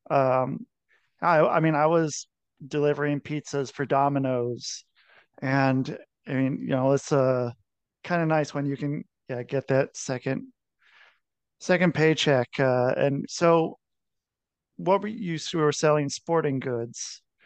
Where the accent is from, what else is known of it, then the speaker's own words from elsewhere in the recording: Cincinnati, Ohio, United States; moved away; also born or lived in Minneapolis; I was born in Cincinnati